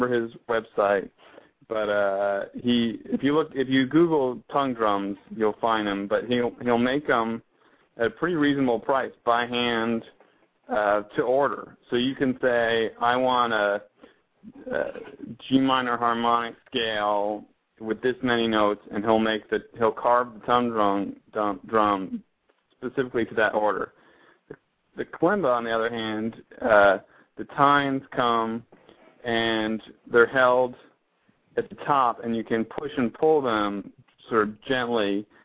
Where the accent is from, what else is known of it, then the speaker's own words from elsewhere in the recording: Connecticut, United States; now in Austin, United States; I actually grew up in Connecticut